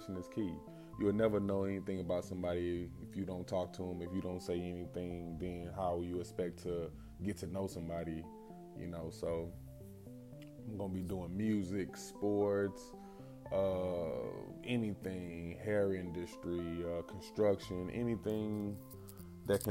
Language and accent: English; St. Louis, Missouri, United States; also born or lived in Tennessee; now in Tulsa, United States; I'm from St. Louis, mostly raised, born in Tennessee